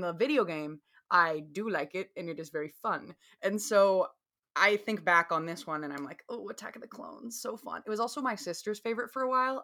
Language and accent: English; the South, United States; accent: Southern; my Southern accent